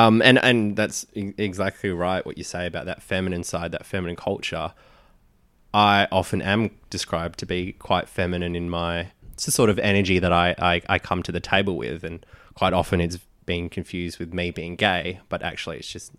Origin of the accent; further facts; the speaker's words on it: Philippines; but for me, Filipino, like I see myself as Filipino, not Asian, because culturally we're so different to, say, the Chinese, the Indonesian, the Indian.